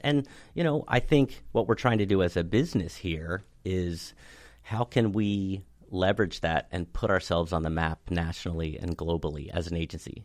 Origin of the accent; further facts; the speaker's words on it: Cockeysville, Maryland, United States; I grew up in Cockeysville, uh, went to school out there